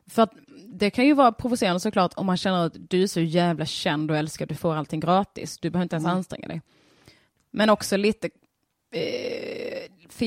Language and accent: Swedish; Skåne, Sweden; accent: Scanian (skånska); min sjungande skånska